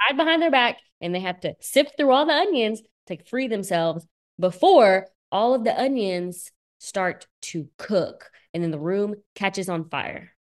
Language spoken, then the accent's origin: English; Bowling Green, Kentucky, United States; moved away; I'm from Kentucky